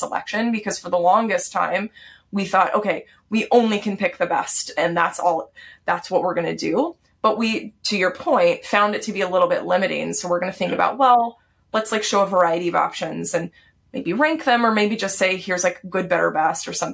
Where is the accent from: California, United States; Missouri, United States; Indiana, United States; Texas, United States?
Texas, United States; I grew up in Texas.